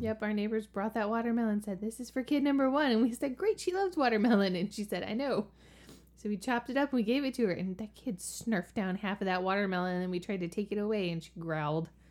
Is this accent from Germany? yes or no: no; the South, United States; moved away; also born or lived in Virginia; I'm from the South, and we say pecans